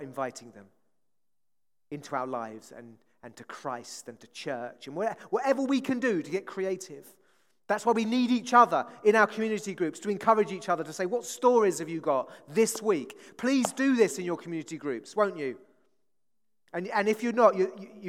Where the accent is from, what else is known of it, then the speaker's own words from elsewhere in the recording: Hastings, South East England, United Kingdom; I come from Hastings, seaside town